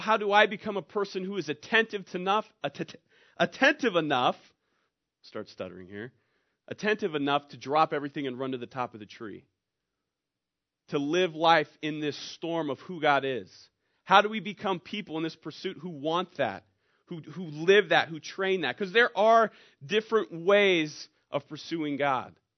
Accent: Lebanon, Oregon, United States; also born or lived in Bend, Oregon / Prineville, Oregon / Bay Area, California; I'm from Lebanon

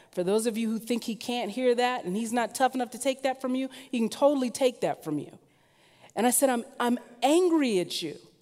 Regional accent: Southern California, United States; now in Portland, United States; I am mostly from Southern California, which means I love the sun

